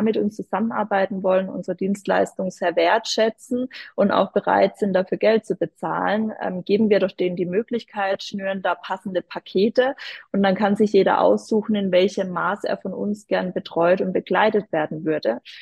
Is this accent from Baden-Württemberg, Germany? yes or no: yes; Odenheim, Baden-Württemberg, Germany; in Odenheim aus dem schönen Dörfle, äh, wo ich herkomme